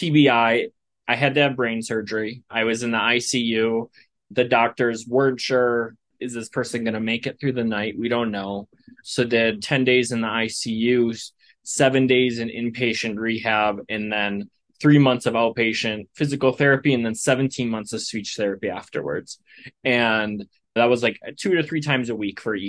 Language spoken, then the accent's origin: English; Wisconsin, United States; now in Colorado, United States; So I'm originally from the Wisconsin area in the United States